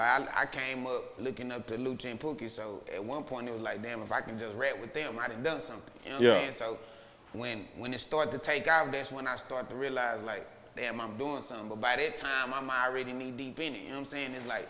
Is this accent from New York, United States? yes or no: no; Dallas, Texas, United States; Even when niggas used to go to the county, they, where you from, Black East Dallas? I was like, nah, I'm from North Dallas.